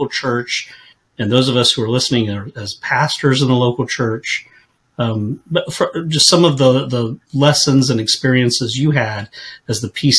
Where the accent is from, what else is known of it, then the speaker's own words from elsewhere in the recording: California, United States; now in Mississippi, United States; I came from California to Mississippi, which was as much of a culture shock as you going from the United States to Africa, probably.